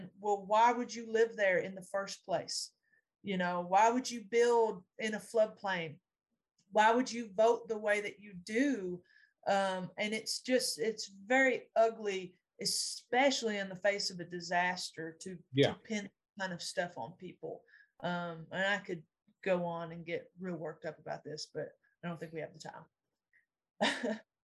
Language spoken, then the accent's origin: English; Lee County, Eastern Kentucky, United States; I did not know that I should be proud that I was from Lee County, Kentucky